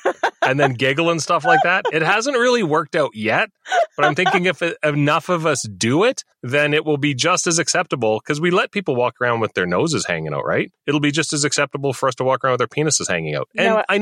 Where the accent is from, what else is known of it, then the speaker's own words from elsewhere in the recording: Saskatchewan, Canada; now in Alberta, Canada; I'm from Saskatchewan.